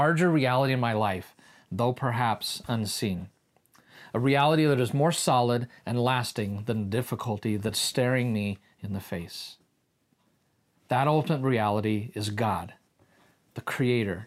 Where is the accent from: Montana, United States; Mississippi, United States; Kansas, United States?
Kansas, United States; we're from Kansas